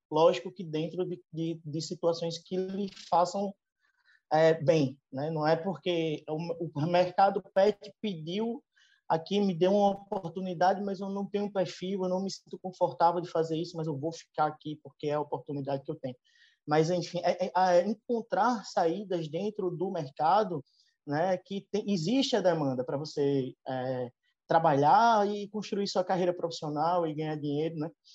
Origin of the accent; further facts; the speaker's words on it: Northeast Region, Brazil; accent: Nordestino; eu com esse meu sotaque bem arrastado de nordestino aqui